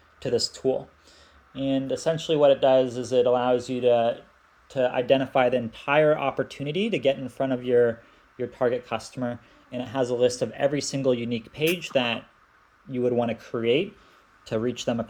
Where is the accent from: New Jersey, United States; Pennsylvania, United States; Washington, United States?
Washington, United States; Seattle; moved away as an adult; also born or lived in Belgrade, Serbia; now in Thailand; I'm originally from Seattle, which means I just, you know, grew up in one of the tech capitals.